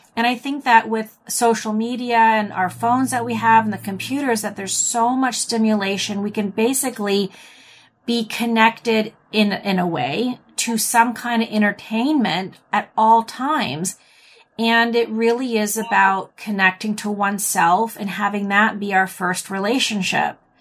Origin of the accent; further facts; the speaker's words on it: United States; accent: American English; I'm American, or I speak Im, Eng, American English.